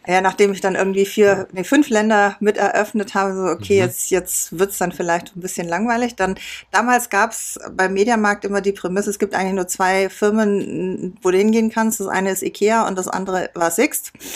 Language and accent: German; Biberach an der Riss, Baden-Württemberg, Germany; moved away as an adult; also born or lived in Landshut; da bin ich groß geworden